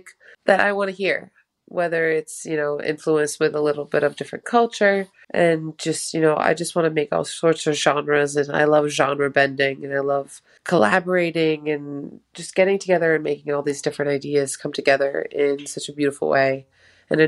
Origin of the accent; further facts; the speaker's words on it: Boston, Massachusetts, United States; also born or lived in Albania; born in Albania, and I have been in Boston ever since I was 7.